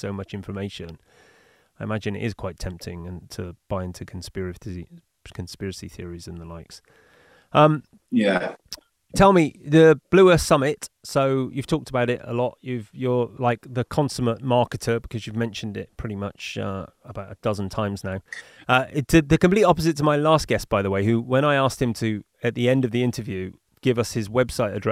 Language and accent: English; Bristol, South West England, United Kingdom; now in Bali, Indonesia; I'm flying in from Bali to the UK for it, back to my hometown of Bristol